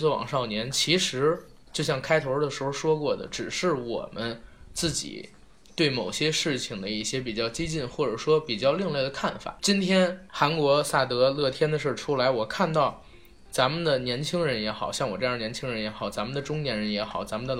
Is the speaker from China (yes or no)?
yes; China; 作为一个中国人，你不爱国，你都不配这三个字